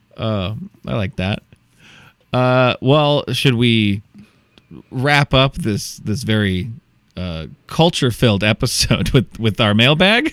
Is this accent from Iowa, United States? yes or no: yes; Iowa, United States; I'm from Iowa. It's my home.